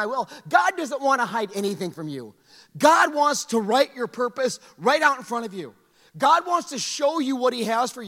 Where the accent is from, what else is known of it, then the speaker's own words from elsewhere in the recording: South Dakota, United States; also born or lived in Montana; I was born in Montana, but I don't remember it. So I was only two when we moved. So we moved to a small town in South Dakota.